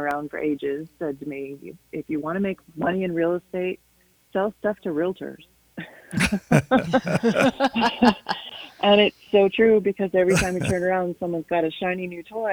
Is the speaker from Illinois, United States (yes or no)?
yes; Chicago, Illinois, United States; moved away as an adult; now in Idaho Falls, United States; I'm from the Chicago area